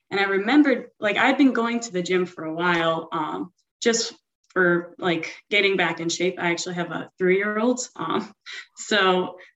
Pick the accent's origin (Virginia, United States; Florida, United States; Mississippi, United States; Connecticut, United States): Florida, United States; Broward County, South; I'm 30 years old, and I'm from South Florida in the Broward County area.